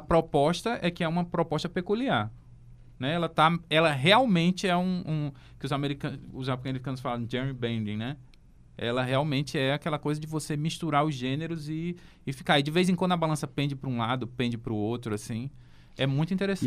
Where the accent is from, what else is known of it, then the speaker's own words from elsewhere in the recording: England, United Kingdom; now in Brazil; eu sou inglês